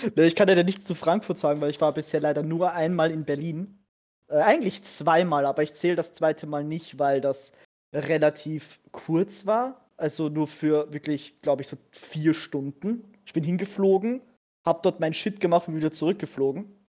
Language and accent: German; Austria; bei uns in Österreich